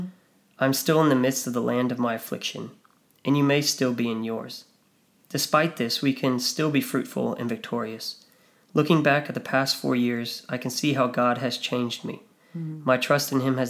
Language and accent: English; United States; moved away as an adult; now in Australia; someone like me as an American